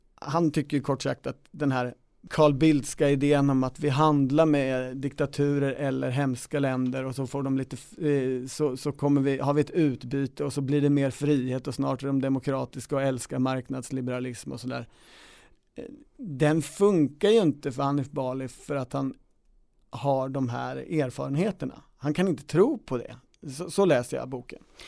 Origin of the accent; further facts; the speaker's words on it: Kisa, Östergötland, Sweden; när jag lunchade med Torgny Lindgren på Värdshuset hemma i Kisa